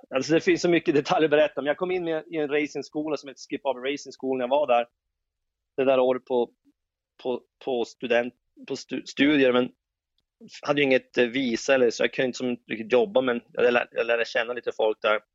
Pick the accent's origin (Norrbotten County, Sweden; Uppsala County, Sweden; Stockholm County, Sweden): Norrbotten County, Sweden; Jokkmokk; jag växte upp i Jokkmokk